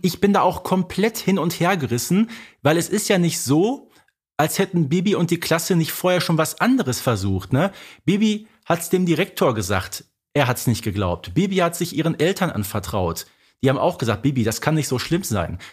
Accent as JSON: {"language": "German", "town": "Herten", "region": "North Rhine-Westphalia", "country": "Germany", "tie": "born or raised there", "said": "bei mir in meiner Heimatstadt einen, einen berühmten Sportler, der hieß Bonis Piontek und nach dem ist in Herten äh, nämlich eine Straße benannt"}